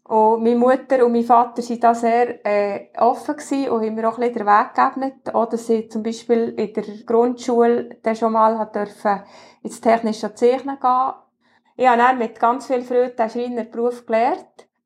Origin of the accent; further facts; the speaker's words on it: Achseten, Bern, Switzerland; Ich bin im Axeten aufgewachsen, das ist zwischen Frutig Adelboden.